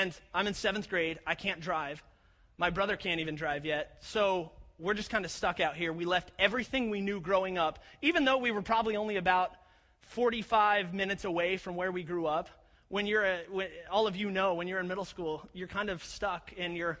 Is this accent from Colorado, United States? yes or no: yes; Colorado Springs, Colorado, United States; I was born in Colorado Springs, Colorado